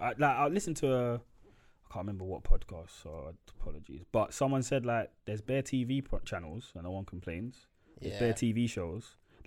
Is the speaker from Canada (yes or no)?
no; Jamaica; I'm Jamaican, man, listen to tunes.